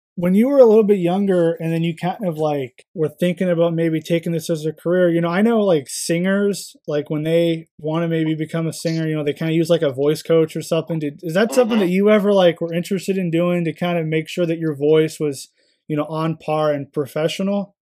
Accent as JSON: {"language": "English", "town": "Kansas City", "country": "United States", "said": "we're both Kansas Cityans"}